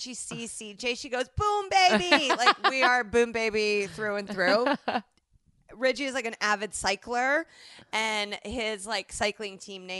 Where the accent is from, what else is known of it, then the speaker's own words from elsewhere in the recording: Indianapolis, Indiana, United States; moved away; so now I've called myself a hoe with the incorrect spelling in my hometown newspaper.